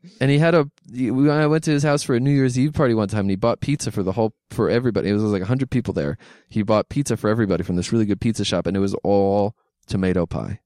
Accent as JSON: {"language": "English", "town": "Philadelphia", "region": "Pennsylvania", "country": "United States", "said": "I'm from Philadelphia"}